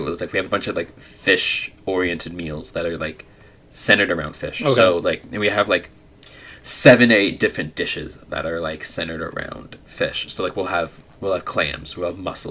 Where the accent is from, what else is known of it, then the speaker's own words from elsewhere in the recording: Southern California, United States; I grew up in SoCal.